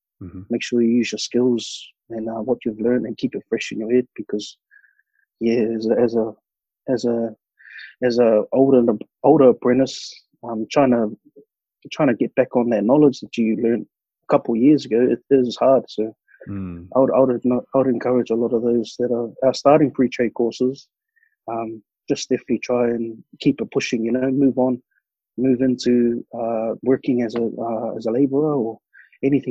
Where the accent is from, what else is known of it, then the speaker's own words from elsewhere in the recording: New Zealand; moved away as an adult; also born or lived in Melbourne, Australia / Perth, Australia; they were giving out free pre-trade courses back in my hometown